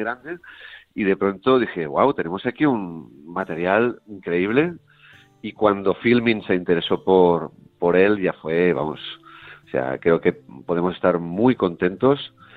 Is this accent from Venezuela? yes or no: no; Terrassa, Catalonia, Spain; mi ciudad natal, en Tarrasa